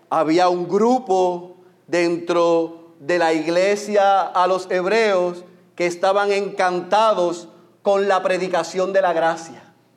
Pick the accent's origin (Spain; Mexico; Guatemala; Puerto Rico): Puerto Rico; En puertorriqueños nos encanta